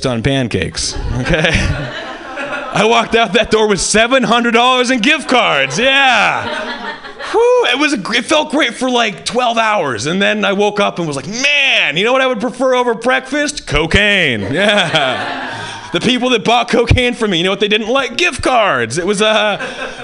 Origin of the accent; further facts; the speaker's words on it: Hawaii, United States; I grew up white in Hawaii